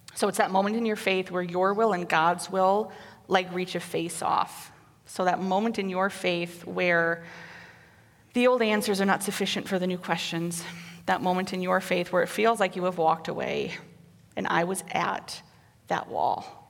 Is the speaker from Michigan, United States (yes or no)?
no; Waterloo, Iowa, United States; moved away as an adult; also born or lived in Cedar Falls, Iowa / North Dakota; I was born in Cedar Falls and raised in Waterloo and lived there until I left for North Dakota